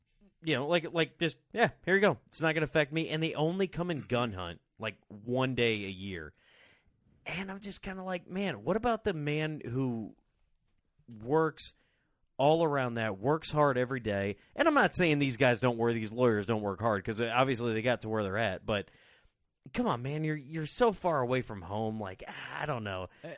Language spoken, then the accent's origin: English; United States; I'm an American first, capitalist second, and then, you know, working man third